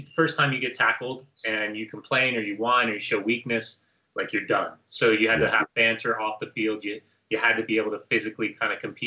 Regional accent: Southern California, United States; I was growing up in Southern California

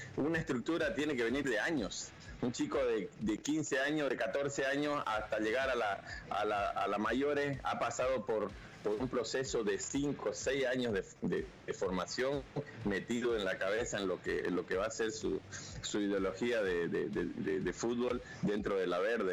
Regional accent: Bolivia; nosotros como bolivianos

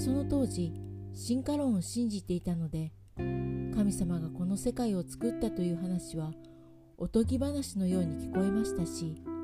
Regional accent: Niigata countryside, Japan; moved away as an adult; also born or lived in Tokyo; 私は新潟の田舎に生まれ家は仏教でした

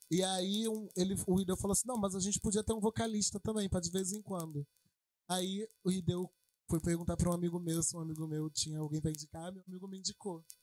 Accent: Belford Roxo, Rio de Janeiro, Brazil; now in Rio de Janeiro, Brazil; É, eu sou de Belo Roxo, mas eu tô, tô morando em Madureira agora.

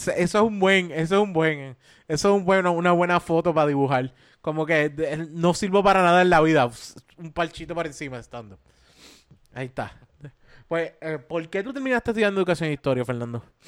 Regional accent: Caguas, Puerto Rico; yo soy de Caguas

